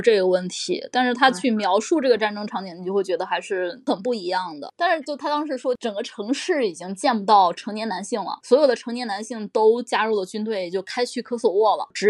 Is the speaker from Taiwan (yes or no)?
no; China; 对我们中国人来说